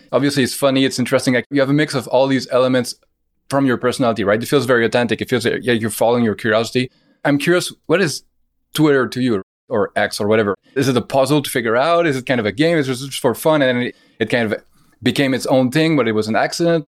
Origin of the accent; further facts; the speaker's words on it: Canada; as a Canadian